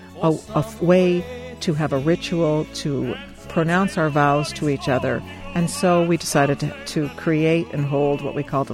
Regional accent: Seattle, Washington, United States; moved away as an adult; also born or lived in New York / Boston; now in Ireland; I came from Seattle via New York

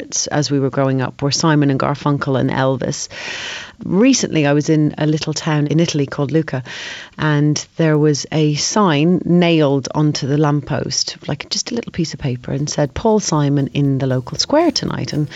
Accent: Ireland; I had the best childhood growing up in Ireland.

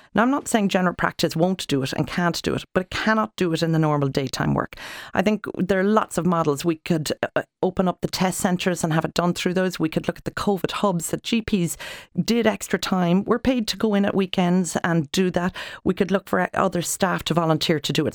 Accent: Ireland; us as Irish people

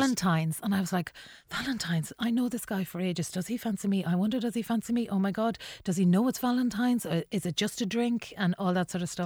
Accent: Mohill, Connacht, Ireland; moved away as an adult; also born or lived in Longford; now in Dublin, Ireland; I had lived in Longford, which was like a metropolis compared to Mohill

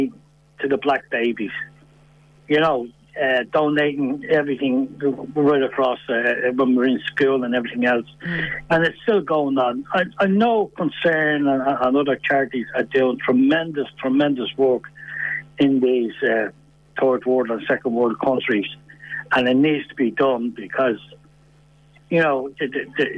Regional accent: Ireland; We're Irish

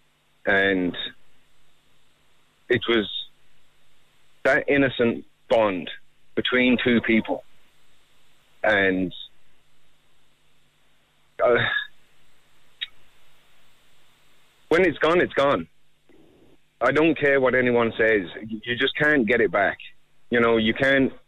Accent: England, United Kingdom; now in Ireland; I've no family here at all. I'm from England. I came to Ireland in 1991.

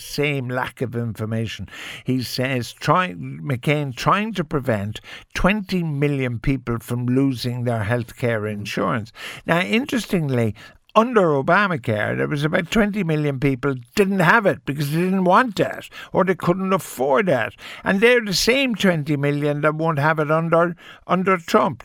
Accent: Ireland; we're Irish

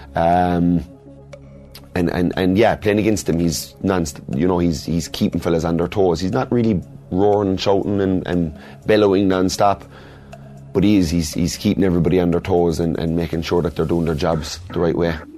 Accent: Kerry, Munster, Ireland; I was born in Kerry. My friends are from Kerry. My mother's from Kerry.

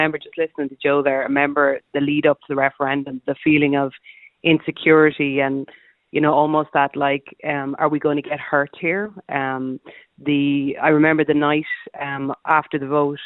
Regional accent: Sligo, Connacht, Ireland; I'm not from Roscommon. I'm actually from Sligo

